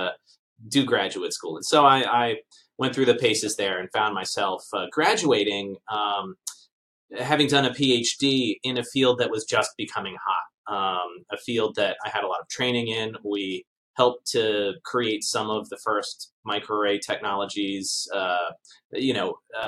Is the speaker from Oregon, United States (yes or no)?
no; Baltimore, Maryland, United States; moved away as an adult; also born or lived in Japan; now in Canada; I'm from Baltimore, Maryland, originally